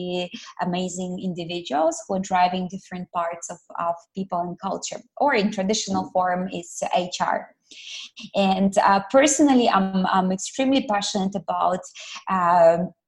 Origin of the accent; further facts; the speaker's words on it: Ukraine; moved away as an adult; also born or lived in Malaysia; now in Kuala Lumpur, Malaysia; I'm originally from Ukraine, and I moved all the way to Malaysia 7 years ago